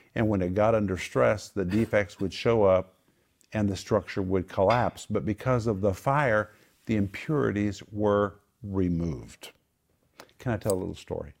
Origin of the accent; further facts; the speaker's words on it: Oklahoma, United States; moved away as an adult; now in Moscow, Russia; We grew up in Oklahoma where we were surrounded by wind, storms, tornadoes